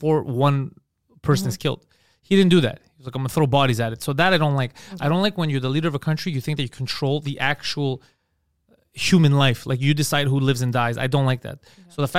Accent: Canada; I'm Canadian

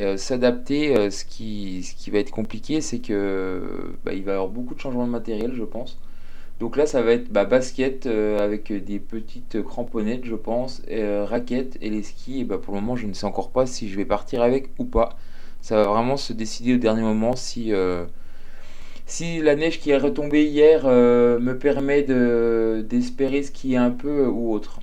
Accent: Jura, Bourgogne-Franche-Comté, France; je suis jurassien

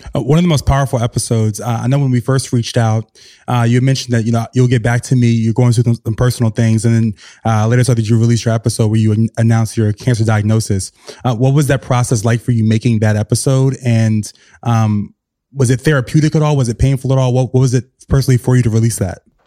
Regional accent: the South, United States; now in New York City, United States; I'm from the South, so I know that I, my childhood was very different

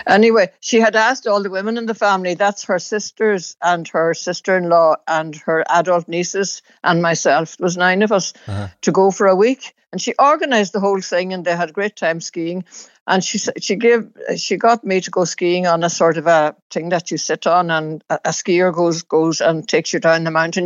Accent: County Donegal, Ireland; where I grew up in Donegal

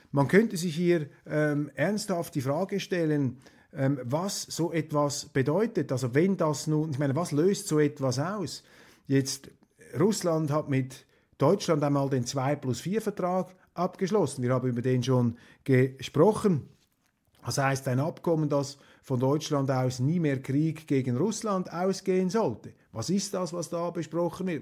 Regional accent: Switzerland; als Schweizer

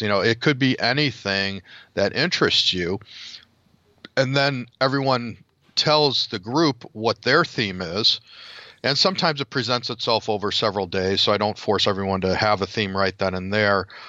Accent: Chicago, Illinois, United States; next weekend is Chicago. So we'll be in my hometown

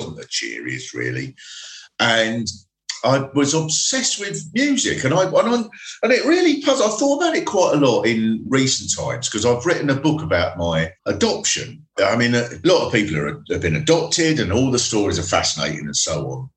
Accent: Swanley, South East England, United Kingdom; I was brought up in Swanley, which is the sort of bit much nearer to South London.

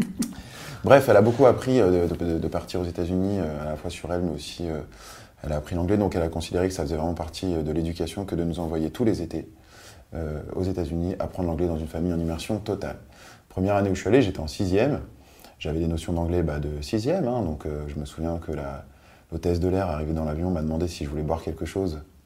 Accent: Paris, Île-de-France, France; also born or lived in Nice / Biot; j'ai grandi euh, à Bastille, dans, un, quartier super agréable

